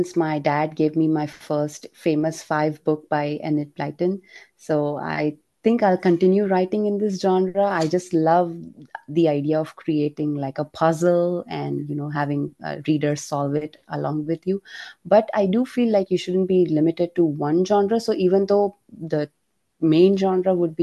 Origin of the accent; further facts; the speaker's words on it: India; as an Indian